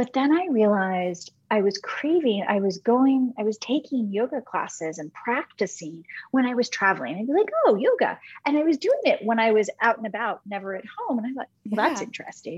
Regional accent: Michigan, United States; when I was in high school, growing up in Michigan

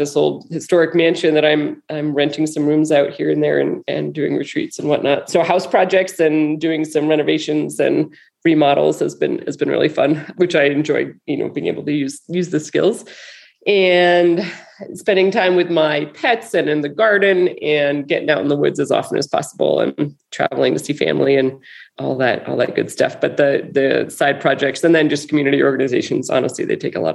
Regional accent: Cornwall, Connecticut, United States; now in White Sulphur Springs, United States; a pop-up shop back in my hometown in Cornwall, Connecticut

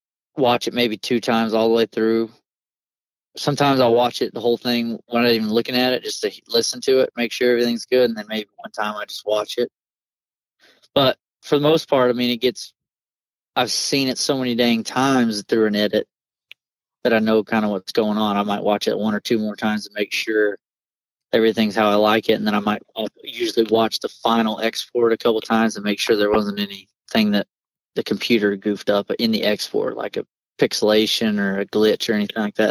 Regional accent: Georgia, United States; moved away as an adult; also born or lived in Southeast Iowa; now in Iowa, United States; you don't see a deer in a field growing up in Georgia.

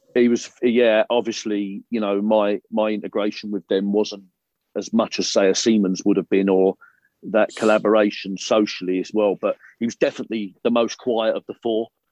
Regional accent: London, United Kingdom; I was I was born in South London

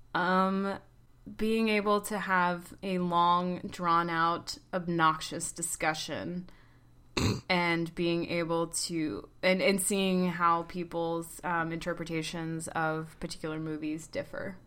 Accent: Atlanta, Georgia, United States; moved away as an adult; also born or lived in Oklahoma City; now in New York, United States; I'm from Atlanta

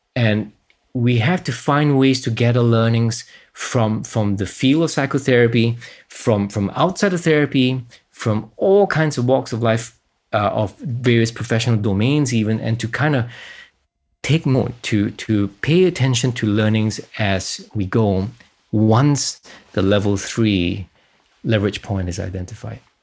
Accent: Singapore; moved away; I was from Singapore, so I had to be conscripted for two and a half years.

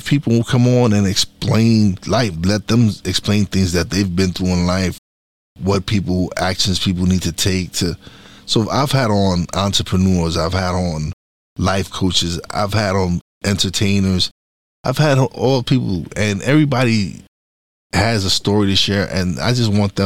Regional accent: New York City, New York, United States; I'm from East New York, Brooklyn

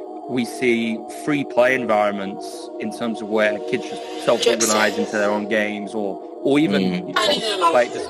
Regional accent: Guildford, South East England, United Kingdom; I grew up in Guildford in Surrey

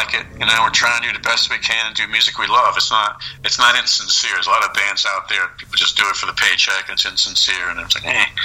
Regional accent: Connecticut, United States; I'm from Connecticut

